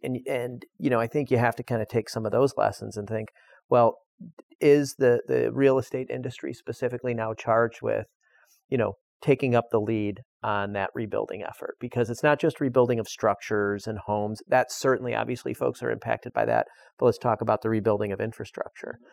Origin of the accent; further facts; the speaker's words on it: Chicago, Illinois, United States; I come from Chicago